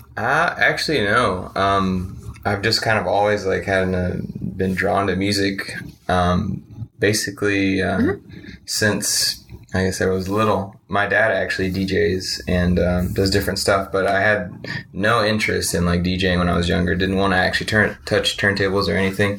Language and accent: English; Arlington and Mesquite, Dallas area, Texas, United States; born or raised there; also born or lived in New Orleans, Louisiana